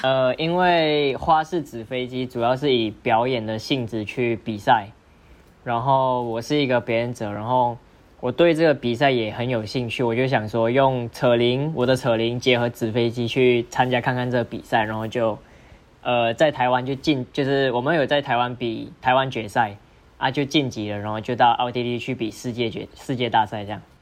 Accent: Malaysia; moved away as an adult; now in Taiwan; 我是马来西亚人

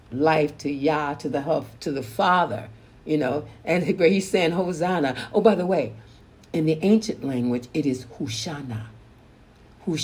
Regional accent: San Francisco, California, United States; San Francisco, California, my hometown

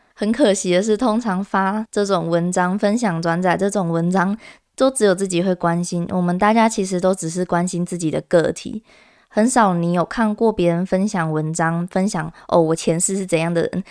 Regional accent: Kaohsiung, Taiwan; 因为我是高雄人

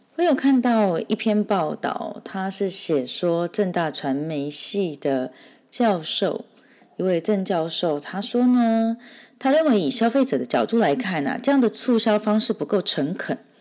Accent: Taiwan; 我们台湾人

